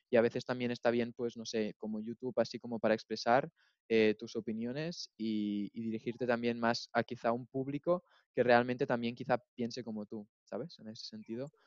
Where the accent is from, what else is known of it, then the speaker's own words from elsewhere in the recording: near Girona, Catalonia, Spain; moved away as an adult; now in Munich, Germany; Yo, yo soy de España, de cerca de Barcelona. Vengo de un pueblo que está así un poco más al norte, cerca de Gerona.